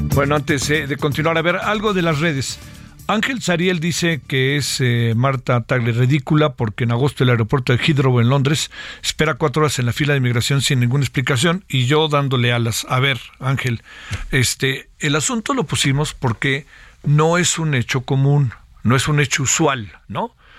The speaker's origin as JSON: {"language": "Spanish", "country": "Mexico", "said": "somos vecinos de los Estados Unidos"}